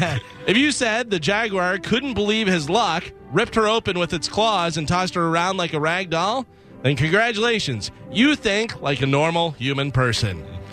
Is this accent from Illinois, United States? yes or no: yes; Illinois, United States; He was our neighbor growing up in Illinois, like 30 years ago.